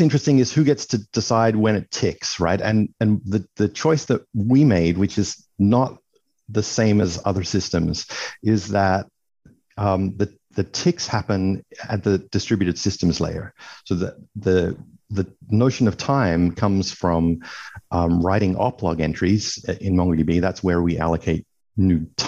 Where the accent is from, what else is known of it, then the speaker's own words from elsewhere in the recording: Australia; also born or lived in Sydney; I'm Australian. I'm based in Sydney